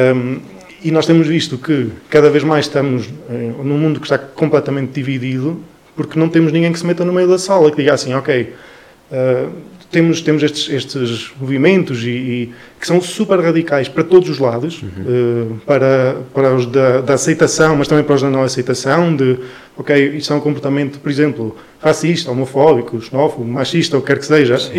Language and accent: Portuguese; Chaves, Norte, Portugal; also born or lived in Bragança; eu sou de Chaves